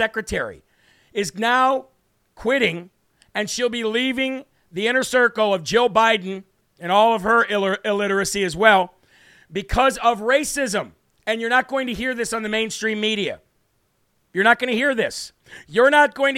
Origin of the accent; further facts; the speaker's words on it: New Hampshire, United States; my home state of New Hampshire